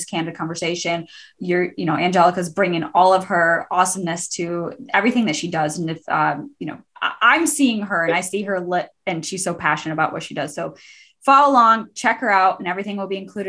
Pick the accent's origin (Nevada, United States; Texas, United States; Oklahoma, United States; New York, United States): New York, United States; Buffalo; I grew up in Buffalo